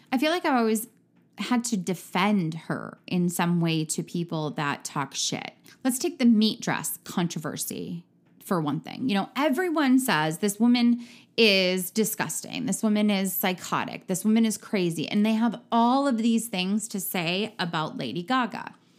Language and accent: English; Midwest, United States; I am from the Midwest